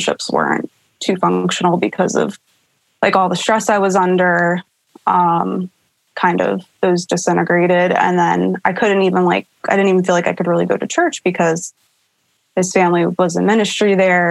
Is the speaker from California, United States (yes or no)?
no; Pennsylvania, United States; Drove back to, my home state of Pennsylvania.